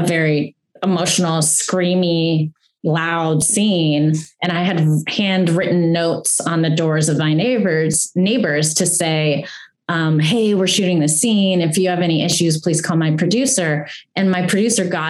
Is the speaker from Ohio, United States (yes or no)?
no; Greensburg, Pennsylvania, United States; Greensburg, which is my hometown, which I'm obsessed with. I loved growing up there.